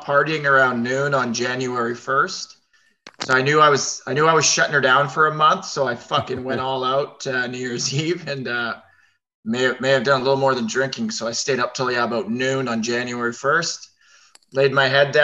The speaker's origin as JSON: {"language": "English", "town": "Vancouver", "region": "British Columbia", "country": "Canada", "said": "I'm from Vancouver, British Columbia, Canada"}